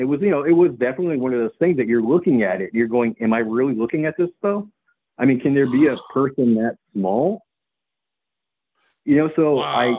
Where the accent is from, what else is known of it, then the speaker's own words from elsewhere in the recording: New England, United States; growing up in New England, you know, you don't run from predators.